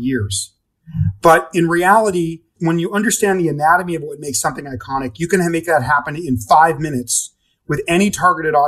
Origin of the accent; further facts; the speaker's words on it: Los Angeles, California, United States; also born or lived in Oregon / London; I grew up in Los Angeles and partly in Los Angeles and Oregon